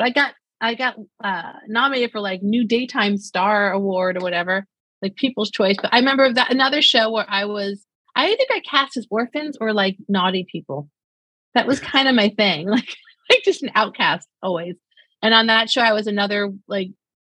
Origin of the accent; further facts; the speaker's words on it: New York City, New York, United States; I'm short, dark hair, and from Brooklyn